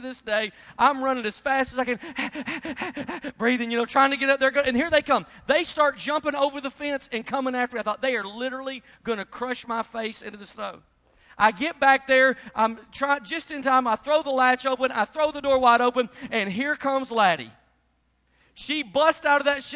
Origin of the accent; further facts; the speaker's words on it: Memphis, Tennessee, United States; I grew up in Memphis, Tennessee